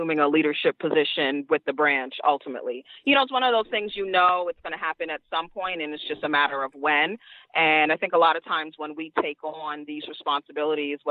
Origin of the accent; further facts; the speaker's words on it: New York City, New York, United States; I'm a Queens girl, Queens all day, every day